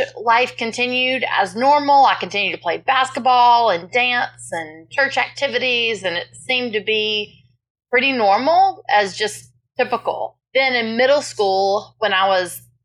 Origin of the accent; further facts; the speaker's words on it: South Carolina, United States; I was born and raised in South Carolina